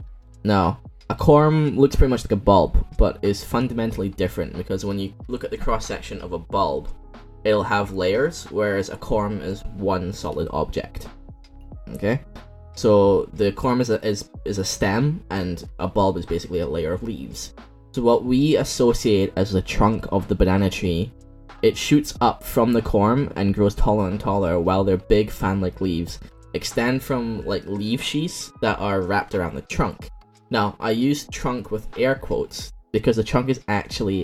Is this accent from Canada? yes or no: no; Bicol Region, Philippines; in my hometown in Philippines, in Bicol, Philippines, we make banana hearts